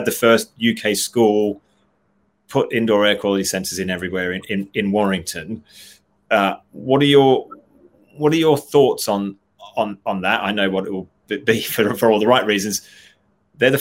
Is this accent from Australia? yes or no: yes; Australia; now in England, United Kingdom; I'm an Aussie